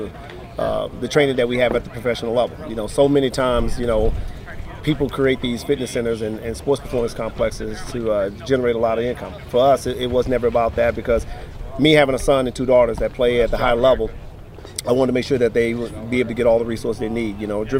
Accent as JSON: {"language": "English", "town": "Houston", "region": "Texas", "country": "United States", "tie": "born or raised there", "said": "I grew up in Houston, Texas"}